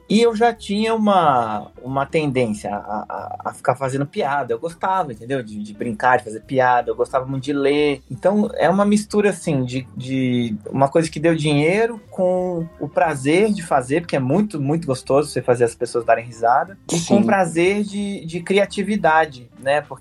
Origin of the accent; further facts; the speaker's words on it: Brasília, Federal District, Brazil; born there; also born or lived in Curitiba; E depois, quando eu mudei para Curitiba, eu, eu, nasci em Brasília